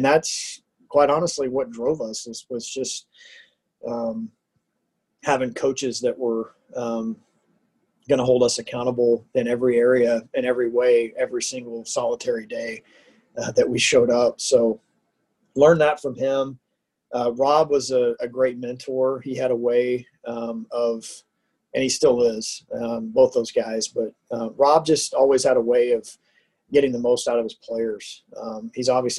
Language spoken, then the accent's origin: English; Houston, Texas, United States; moved away as an adult; now in Lincoln, United States; I'm a Texan. I grew up in the Houston area